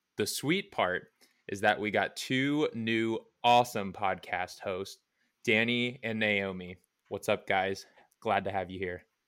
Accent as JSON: {"language": "English", "town": "Cincinnati", "region": "Ohio", "country": "United States", "tie": "born or raised there", "moved": "as an adult", "lives_now": "Indianapolis, United States", "said": "I will be moving back to where I came from, which is the Queen City, Cincinnati, Ohio"}